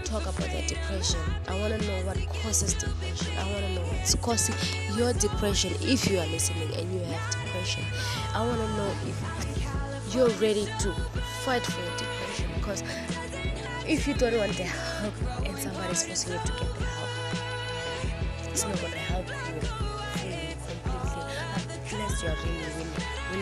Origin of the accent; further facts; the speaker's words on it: Namibia; they made us grow in Namibia for education purposes